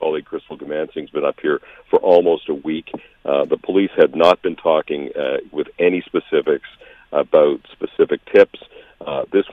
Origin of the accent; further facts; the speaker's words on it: Alberta, Canada; also born or lived in Saskatchewan; now in Toronto, Canada; I spent 7 years in Saskatchewan, and I grew up in Alberta